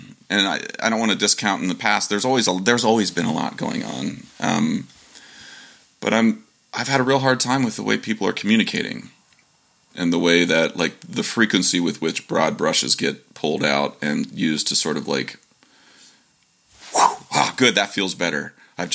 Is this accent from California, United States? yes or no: yes; Humboldt County, California, United States; I'm from Humboldt. Yeah. I'm from Humboldt County. That's like way north and it's all farms